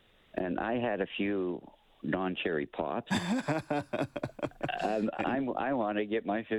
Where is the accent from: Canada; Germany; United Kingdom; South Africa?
Canada; Edmonton, Alberta; now in Kamloops, Canada; I'm from Edmonton.